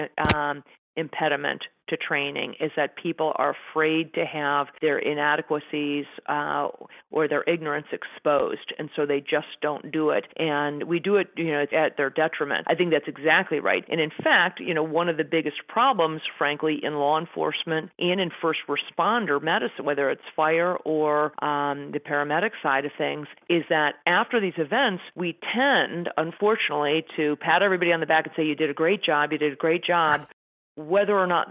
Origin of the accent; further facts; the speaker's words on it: Colorado, United States; my home state